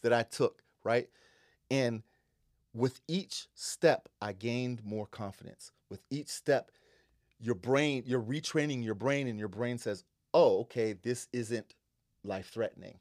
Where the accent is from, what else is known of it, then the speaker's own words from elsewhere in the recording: Western Pennsylvania, United States; now in Seattle, United States; I grew up in Western Pennsylvania